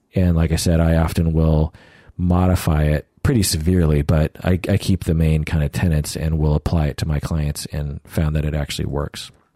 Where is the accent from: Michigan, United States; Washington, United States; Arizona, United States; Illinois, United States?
Washington, United States; Sammamish; I grew up in Sammamish, which was called Issaquah at the time